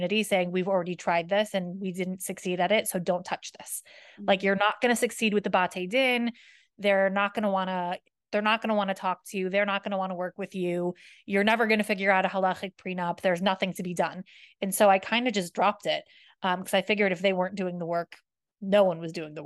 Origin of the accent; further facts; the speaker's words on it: United States; moved away; I'm from America